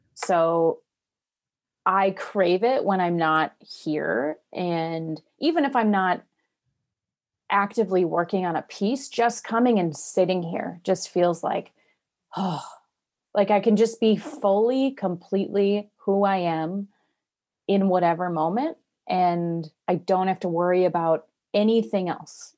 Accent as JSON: {"language": "English", "region": "Wisconsin", "country": "United States", "tie": "born or raised there", "moved": "as an adult", "said": "I'm from Wisconsin, grew up here, but then I moved away for many, many years and just came back a year and a half"}